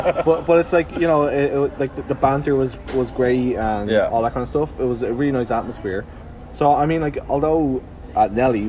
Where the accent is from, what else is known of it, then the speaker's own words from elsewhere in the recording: Ireland; now in Halifax, Canada; being Irish